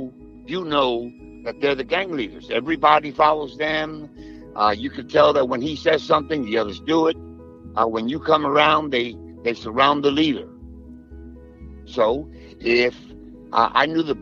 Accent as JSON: {"language": "English", "region": "New York", "country": "United States", "also_born_or_lived": "Georgia", "moved": "yes", "said": "I'm from New York, and I was in the Army for 24 years"}